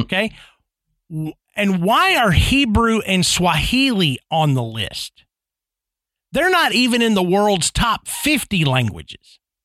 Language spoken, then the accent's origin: English; Tennessee, United States; I grew up in Tennessee, and, and I live here now